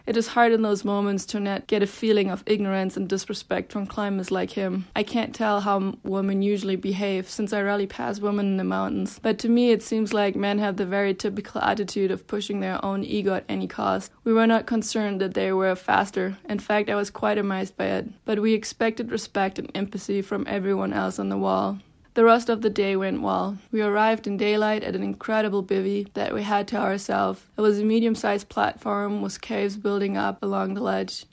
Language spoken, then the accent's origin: English; Germany; now in Bozeman, United States; I am originally from Germany, and I live in Bozeman, Montana